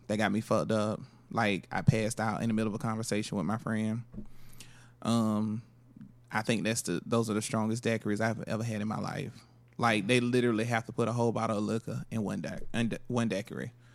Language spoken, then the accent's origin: English; Florida, United States; I'm from Florida